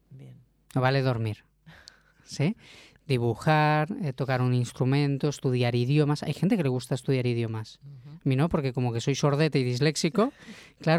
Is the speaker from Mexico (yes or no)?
no; Catalonia, Spain; yo porque soy un catalán se llama bocamoy